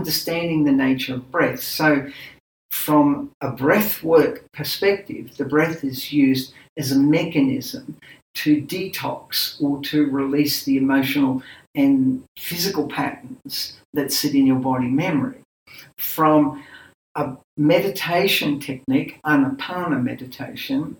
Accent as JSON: {"language": "English", "country": "Australia", "tie": "born or raised there", "said": "I was born in Australia, my parents are Greek"}